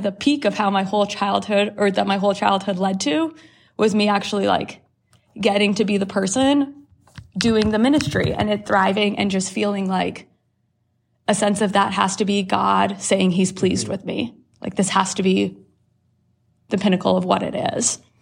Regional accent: Worthington, Ohio, United States; born or raised there; also born or lived in Canada

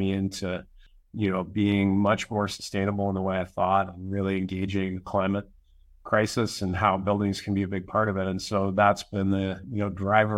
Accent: Western Canada, Canada; also born or lived in United States; I'm Canadian. I'm up here in Western Canada.

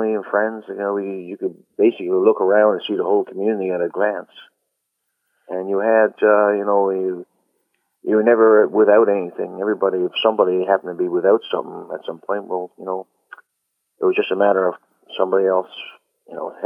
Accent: Black Tickle, Newfoundland and Labrador, Canada; growing up there, you know, as a kid

